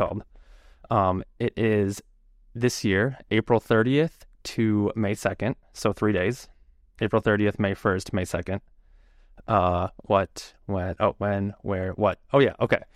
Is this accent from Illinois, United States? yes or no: yes; Chicago, Illinois, United States; I'm from Chicago. Uh, I don't live, like, in Chicago. I live outside of Chicago a bit, but generally Chicago area